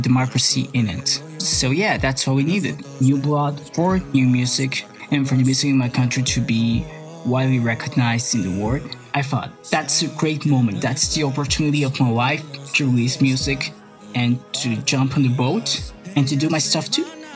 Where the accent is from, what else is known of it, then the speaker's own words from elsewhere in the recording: San Pedro Sula, Cortés, Honduras; my hometown, San Pedro Sula